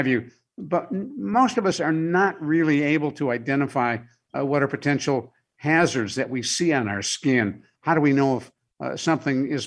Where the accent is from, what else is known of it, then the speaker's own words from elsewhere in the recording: Ohio, United States; now in Orlando, United States; I grew up in Ohio, and like Michigan, our winters were pretty brutal